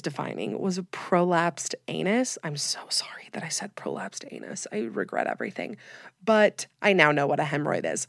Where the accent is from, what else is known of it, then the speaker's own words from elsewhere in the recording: Utah, United States; I'm from Utah, have lived here my whole life